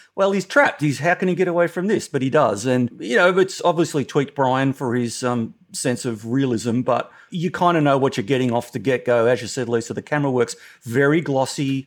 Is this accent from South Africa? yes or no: no; Australia; as an Australian